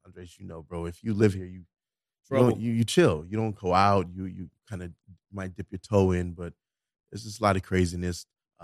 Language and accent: English; Florida, United States; Let me catch you outside and I grew up in Florida.